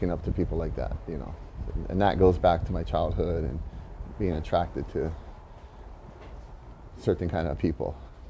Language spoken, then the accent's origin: English; Kauai, Hawaii, United States; also born or lived in Oahu; Born and raised in Kauai.